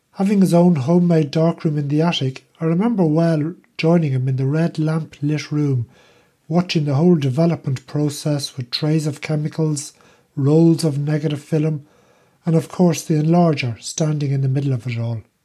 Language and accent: English; Ireland; now in Netherlands; I'm Irish